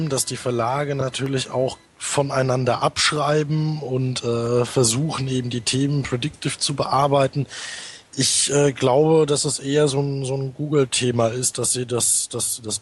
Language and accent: German; North Rhine-Westphalia, Germany; also ich komme ja aus dem Ruhrgebiet